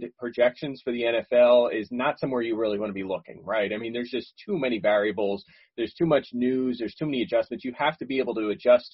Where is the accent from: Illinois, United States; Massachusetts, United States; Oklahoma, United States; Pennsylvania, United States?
Pennsylvania, United States; Philadelphia; I grew up in Philadelphia